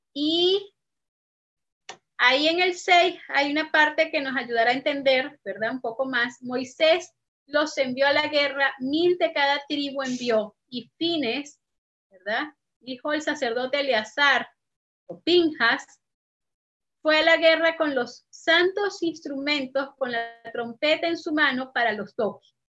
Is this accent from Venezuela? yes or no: yes; Venezuela; moved away as an adult; desde que tuve que salir de Venezuela